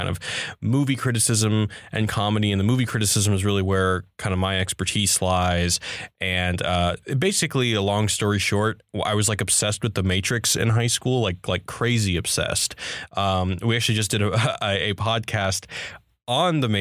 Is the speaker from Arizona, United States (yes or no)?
no; Houston, Texas, United States; also born or lived in Austin, Texas; I am from Houston, Texas, and I actually went to college in Austin.